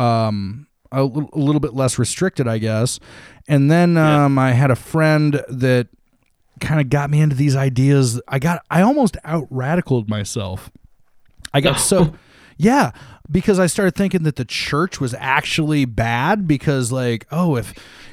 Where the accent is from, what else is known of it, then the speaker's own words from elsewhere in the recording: Toledo, Ohio, United States; moved away as an adult; now in Columbus, United States; in 2004, I moved from my hometown of Toledo to Columbus.